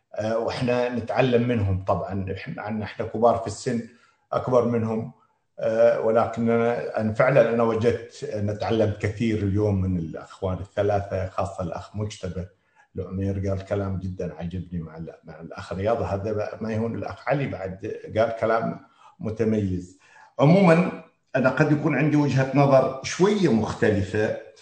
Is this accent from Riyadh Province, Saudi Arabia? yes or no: no; Qatif, Eastern Province, Saudi Arabia; احنا كمجتمع قطيفي